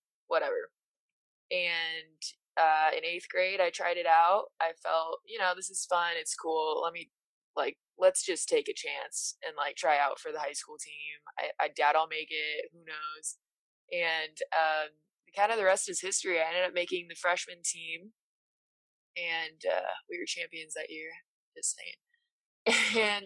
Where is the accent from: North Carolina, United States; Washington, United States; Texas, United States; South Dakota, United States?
South Dakota, United States; Rapid City; I am originally from Rapid City, South Dakota, and I am from the Cheyenne River Sioux Tribe